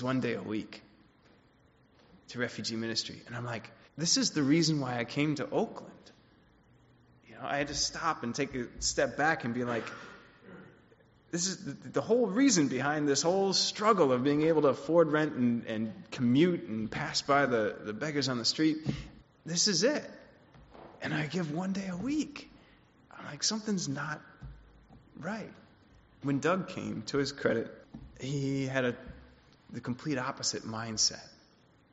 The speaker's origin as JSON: {"language": "English", "country": "Switzerland", "tie": "born or raised there", "said": "I grew up in Switzerland, and my family wasn't Christian when I was growing up"}